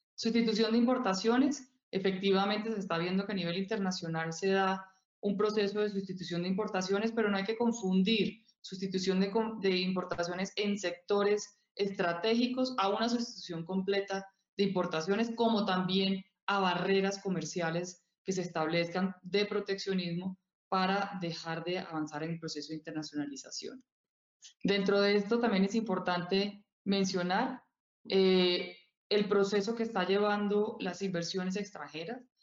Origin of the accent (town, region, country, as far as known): Colombia